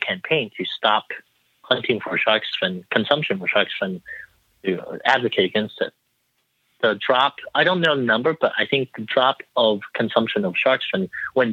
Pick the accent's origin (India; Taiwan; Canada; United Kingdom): Taiwan; I'm from Taiwan